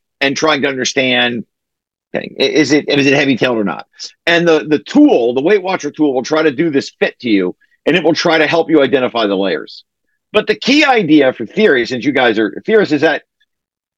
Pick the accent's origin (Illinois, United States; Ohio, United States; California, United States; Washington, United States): Ohio, United States; I have a French name, but I'm not French. I'm from Ohio